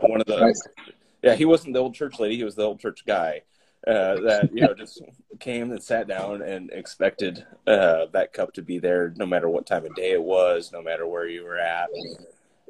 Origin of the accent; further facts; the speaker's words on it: Moline, Illinois, United States; I grew up in Moline as well. So I was at the other Methodist church in town growing up